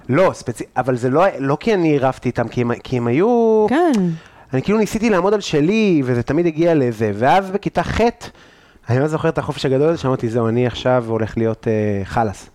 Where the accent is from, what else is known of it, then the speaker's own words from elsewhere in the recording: Afula, Northern District, Israel; גדלתי בגבעה